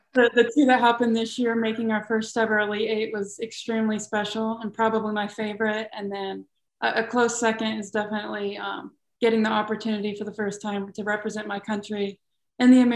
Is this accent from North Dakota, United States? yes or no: no; Louisville, Kentucky, United States; born or raised there; also born or lived in New Albany, Indiana